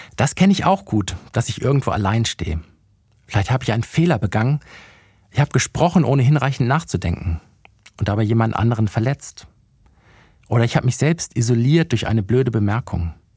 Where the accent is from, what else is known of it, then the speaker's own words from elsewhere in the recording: Bremen, Germany; moved away; also born or lived in Ludwigsburg; in meiner alten Heimat vorbeigekommen in Bremen